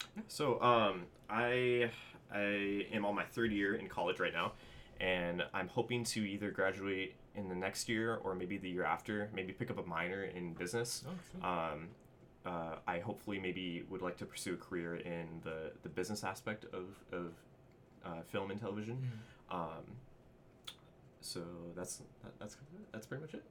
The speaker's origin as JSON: {"language": "English", "region": "Southern California", "country": "United States", "tie": "born or raised there", "said": "I was born and raised here in Southern California"}